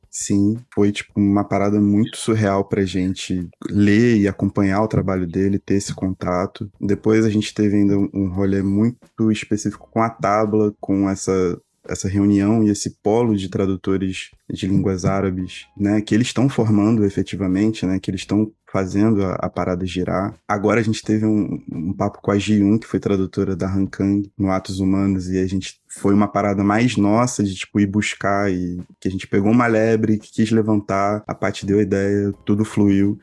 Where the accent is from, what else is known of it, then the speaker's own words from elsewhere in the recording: Brazil; como brasileiros, assim, que nunca tiveram estado de guerra mundial dessa forma